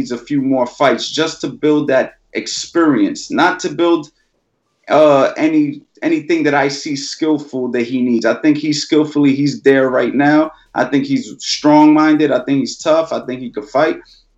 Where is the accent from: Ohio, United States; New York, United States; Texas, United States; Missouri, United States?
New York, United States; New York City; moved away; also born or lived in West Palm Beach, Florida; I'm originally from New York City. But then I moved to Florida